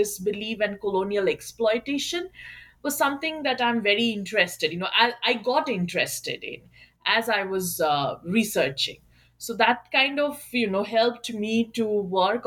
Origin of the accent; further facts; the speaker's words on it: Kolkata, West Bengal, India; moved away as an adult; also born or lived in West Virginia, United States; I am from Kolkata, and I did my undergrad and master's from Jadavpur University in Kolkata itself